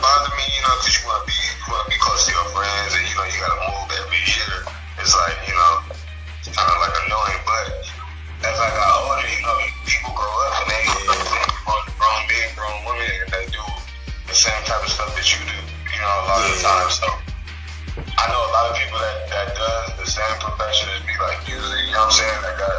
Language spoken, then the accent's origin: English; California, United States; also born or lived in Chicago / Las Vegas; So it's like, I'm really originally from California, but I, you know, Chicago got a part of me, Vegas got a part of me, you know what I'm saying?